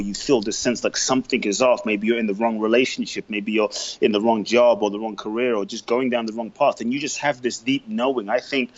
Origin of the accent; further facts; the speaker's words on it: London, United Kingdom; also born or lived in Ghana; now in Los Angeles, United States; I grew up in London. I now live in Los Angeles.